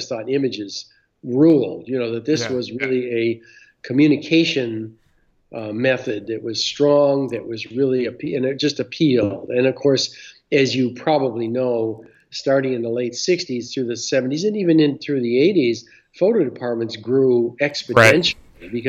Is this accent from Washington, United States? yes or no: no; Michigan, United States; I'm from Michigan, yeah.